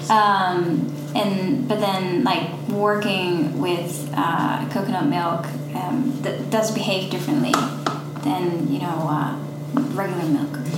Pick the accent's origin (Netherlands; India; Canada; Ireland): Netherlands; now in Nashville, United States; I'm from the Netherlands.